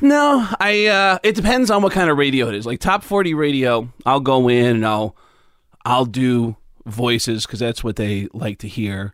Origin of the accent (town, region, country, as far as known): Mount Vernon, New York, United States; born or raised there